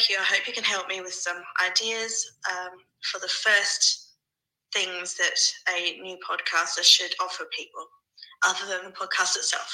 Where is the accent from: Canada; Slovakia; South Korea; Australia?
Australia; I'm from Australia.